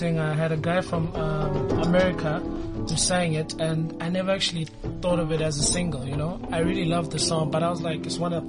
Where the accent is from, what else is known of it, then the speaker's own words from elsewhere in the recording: Johannesburg, Gauteng, South Africa; I was born and raised in Alexandra